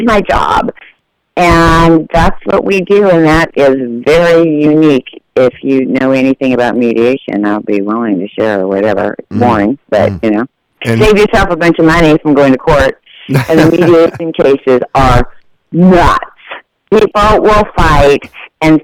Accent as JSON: {"language": "English", "region": "Washington", "country": "United States", "moved": "yes", "said": "I'm originally from Washington State"}